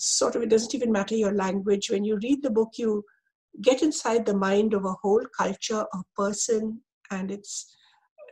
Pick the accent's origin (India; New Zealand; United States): India; growing up in India, because we were bilingual